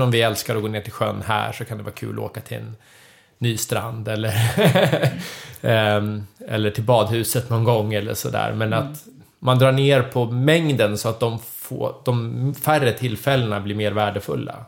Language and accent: Swedish; Södertälje, Stockholm County, Sweden; moved away as an adult; now in Leksand, Sweden; jag är född och uppvuxen i Södertälje så jag har ju flyttat till Leksand